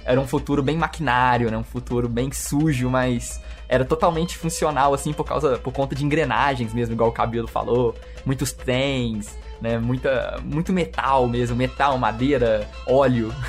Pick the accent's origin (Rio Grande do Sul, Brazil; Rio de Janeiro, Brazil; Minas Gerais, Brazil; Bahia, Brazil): Minas Gerais, Brazil; Belo Horizonte; Nós somos né, mineiros, somos de Belo Horizonte.